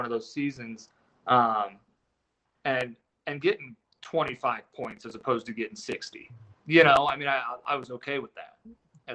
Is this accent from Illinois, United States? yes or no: yes; Springfield, Illinois, United States; moved away; also born or lived in Mankato, Minnesota / Toledo / Vail, Colorado; Springfield. And that's my hometown